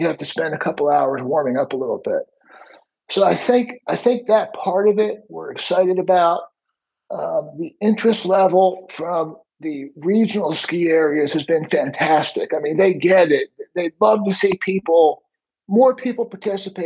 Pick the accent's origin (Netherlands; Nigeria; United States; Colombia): United States; Alexandria, Virginia; I grew up again in Alexandria, Virginia